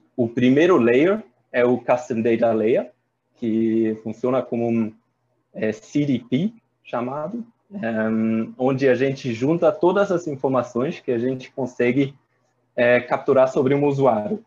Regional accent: Germany; Portuguese is a second language; moved away as an adult; also born or lived in Paris, France / Ireland; now in Brazil; sou alemão

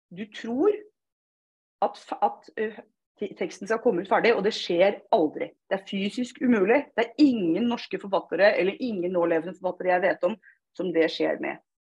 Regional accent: Fredrikstad, Østfold, Norway; accent: Østfold dialect; For å si det på østfoldsk, jeg er fra Fredrikstad.

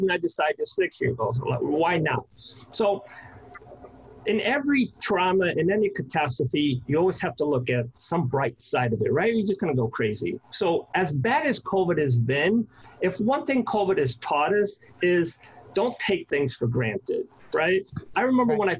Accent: New York City, New York, United States; I'm a New Yorker. I love this city.

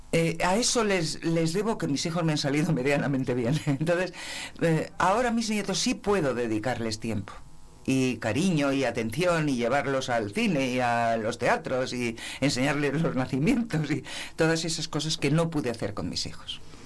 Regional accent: Navafría, Castile and León, Spain; now in Segovia, Spain; estar en mi pueblo en verano

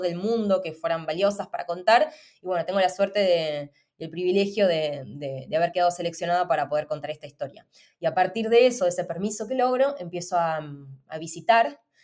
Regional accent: Argentina; moved away; vengo además de Argentina

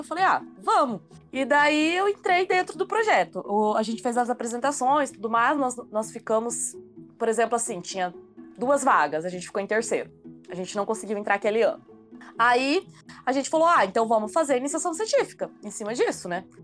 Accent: Toledo, Paraná, Brazil; sou aqui então de Toledo mesmo, moro e estudo aqui

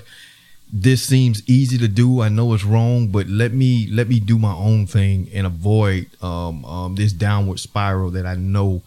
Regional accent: Spartanburg, South Carolina, United States; I'm from Spartanburg, South Carolina

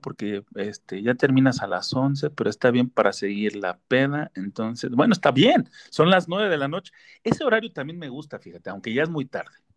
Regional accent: Mexico; los que somos mexicanos

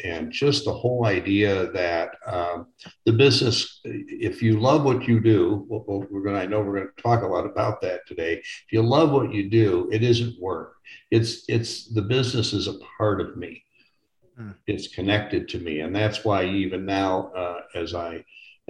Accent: Chicago, Illinois, United States; moved away as an adult; now in Phoenix, United States; I'm from Chicago, Illinois originally, but I have lived now 20 years out in Phoenix, Arizona

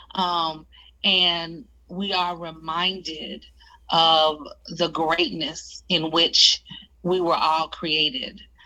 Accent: Oklahoma, United States; I come from Oklahoma

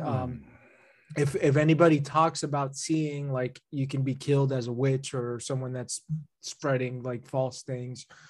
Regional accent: New Jersey, United States; growing up in New Jersey

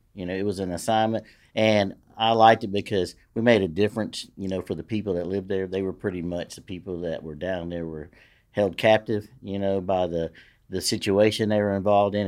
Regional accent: Shreveport, Louisiana, United States; I grew up in Queensboro, which is, you know, I mean, that's a hell of a neighborhood

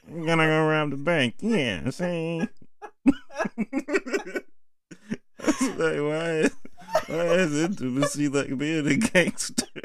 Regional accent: United States

